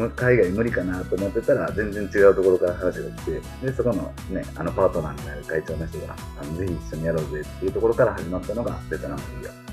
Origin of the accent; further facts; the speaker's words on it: Osaka, Japan; moved away as an adult; also born or lived in Gunma; now in Awaji Island, Japan; うちの実家は大阪で